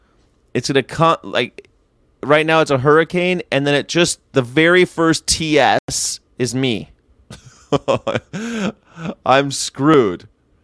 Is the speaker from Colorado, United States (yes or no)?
no; Florida, United States; I've been in more hurricanes and tornadoes growing up in Florida.